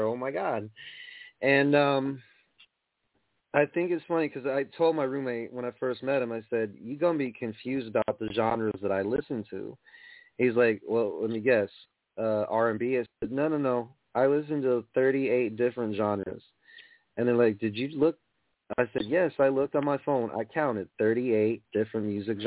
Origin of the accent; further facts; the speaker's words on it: New York, United States; I'm from New York